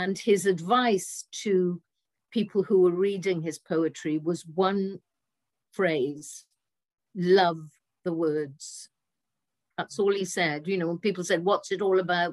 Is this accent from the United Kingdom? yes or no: yes; Swansea, Wales, United Kingdom; accent: Welsh; I come from Swansea, which is the birthplace of Dylan Thomas, who I believe is one of the greatest of the 20th century poets writing in English. And living in Swansea and growing up in Swansea